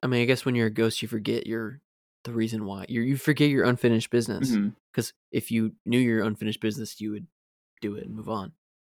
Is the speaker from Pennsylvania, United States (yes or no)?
no; Florida, United States; Maybe we always had that in our minds because we grew up in Florida.